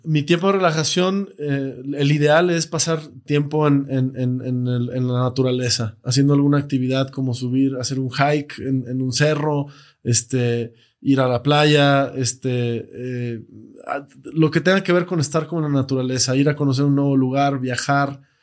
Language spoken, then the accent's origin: Spanish; Mexico; nos cuesta como mexicanos creer que, podemos